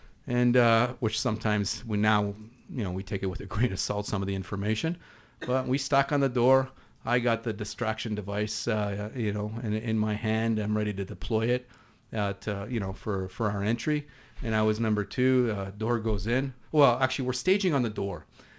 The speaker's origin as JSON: {"language": "English", "region": "East Coast", "country": "Canada", "accent": "East Coast", "said": "pardon my East Coast accent"}